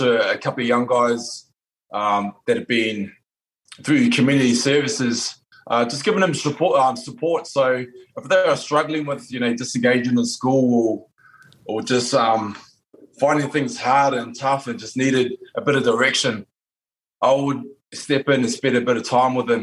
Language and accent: English; New Zealand; I come from New Zealand, which is part Māori, New Zealand Māori